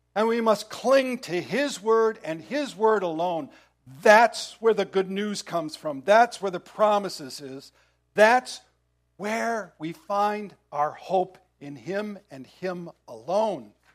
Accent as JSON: {"language": "English", "country": "United States", "said": "as American Christians"}